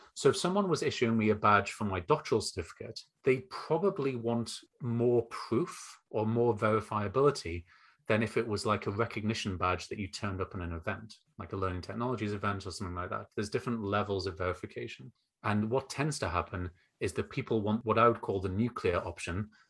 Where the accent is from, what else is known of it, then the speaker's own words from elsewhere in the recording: North East England, United Kingdom; as you can hear, probably from my accent, um, I grew up and now live in the northeast of England